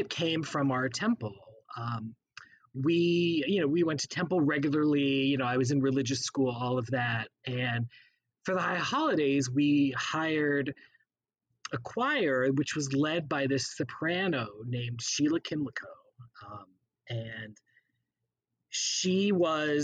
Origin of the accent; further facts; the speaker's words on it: Texas, United States; also born or lived in Missouri; now in New York, United States; we moved to Texas when I was very, very young. So I do consider myself a Texan